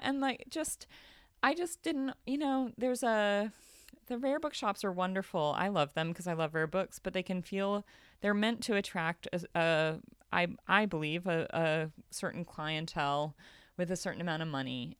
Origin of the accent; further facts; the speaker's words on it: United States; I'm American